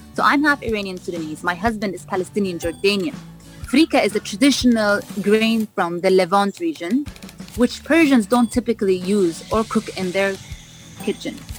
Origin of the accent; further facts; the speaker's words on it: Vancouver, British Columbia, Canada; also born or lived in London; now in Dubai, United Arab Emirates; I was born in London. I was raised in Vancouver